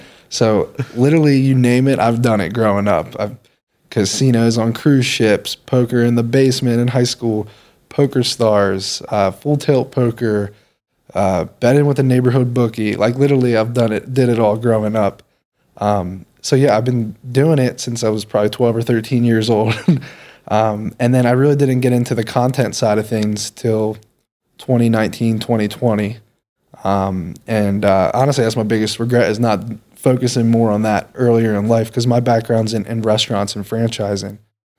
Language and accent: English; York, Pennsylvania, United States; I grew up in York, PA, but my family's all from Philly, my mom and her brothers. So I just grew up as an Eagles fan. But yeah, I'm from York, Pennsylvania.